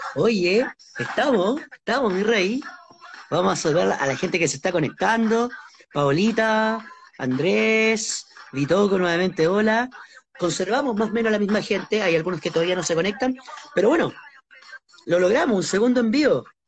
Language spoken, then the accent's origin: Spanish; Santiago, Santiago Metropolitan, Chile; lo que nos dicen a los santiaguinos